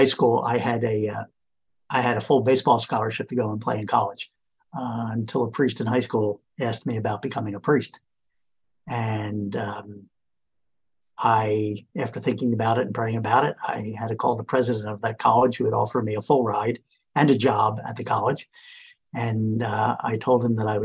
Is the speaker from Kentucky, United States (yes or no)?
no; Philadelphia, Pennsylvania, United States; also born or lived in Allentown, Pennsylvania / Italy; I am from the Philadelphia area. I taught in Allentown, Pennsylvania for a long time. Now back here in Philadelphia. These are my roots